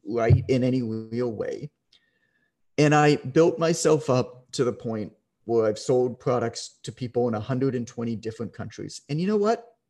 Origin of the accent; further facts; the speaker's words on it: Canada; I'm Canadian